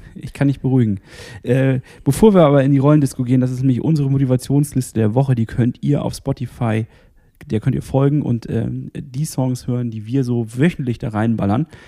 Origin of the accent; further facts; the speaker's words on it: Northern Germany, Germany; als Norddeutscher